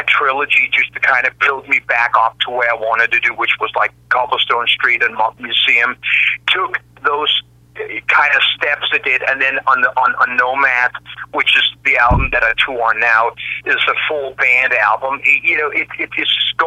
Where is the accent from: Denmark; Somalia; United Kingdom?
Denmark; Copenhagen, Capital Region of Denmark; moved away as an adult; also born or lived in United States / Australia; I sort of returned back home to where I was born and raised in Denmark.